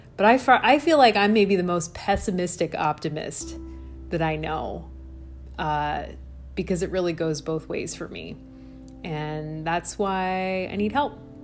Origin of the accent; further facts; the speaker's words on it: Midwest, United States; accent: Midwestern; My Midwestern accent